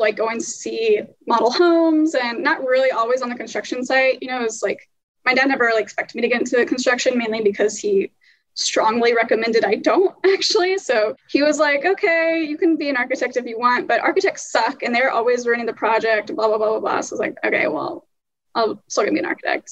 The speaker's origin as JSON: {"language": "English", "town": "Kansas City", "region": "Missouri", "country": "United States", "tie": "born or raised there", "moved": "yes", "lives_now": "New York City, United States", "said": "back home in my hometown of Kansas City, and been trying to self-manage from New York City"}